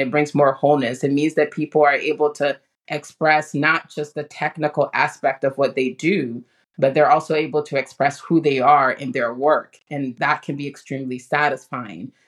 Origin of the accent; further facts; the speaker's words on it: Ghana; moved away; the community that I grew up in Ghana